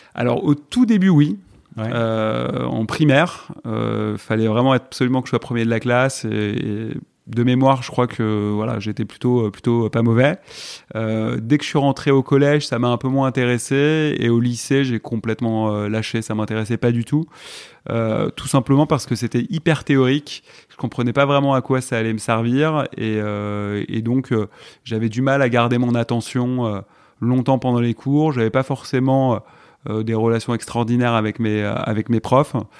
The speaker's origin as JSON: {"language": "French", "town": "Malakoff", "region": "Île-de-France", "country": "France", "tie": "born or raised there", "also_born_or_lived": "Puteaux / Paris", "said": "J'ai grandi à Malakoff, Mmh. Voilà, je suis né à Puteaux exactement dans le 92."}